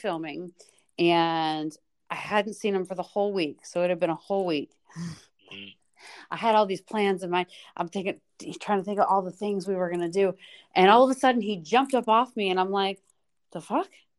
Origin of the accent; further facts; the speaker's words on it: Chicago, Illinois, United States; I'm from Chicago